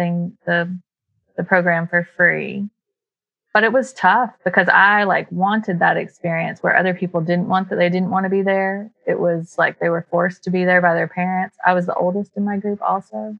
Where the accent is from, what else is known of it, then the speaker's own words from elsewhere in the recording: Waynesville, North Carolina, United States; accent: twangy, a little bit of a drawl; moved away as an adult; also born or lived in Tennessee; I grew up in Waynesville, North Carolina